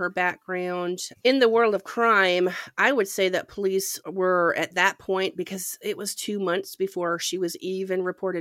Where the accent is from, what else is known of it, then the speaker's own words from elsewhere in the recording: Ontario, Canada; I grew up in Canada, and we used to go to Lake Huron, which was my beach